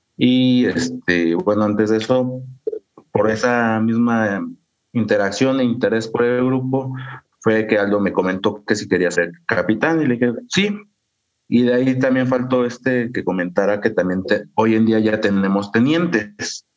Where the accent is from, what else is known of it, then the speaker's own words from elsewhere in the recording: Pachuca, Hidalgo, Mexico; also born or lived in Sierra Otomí-Tepehua, Hidalgo; yo soy de Hidalgo, realmente pues, de la capital